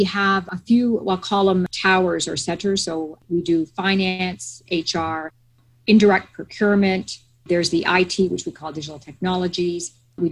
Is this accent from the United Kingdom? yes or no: no; Canada; moved away as an adult; also born or lived in Toronto / Latin America / south of France; now in United States; I'm Canadian, born and bred in Canada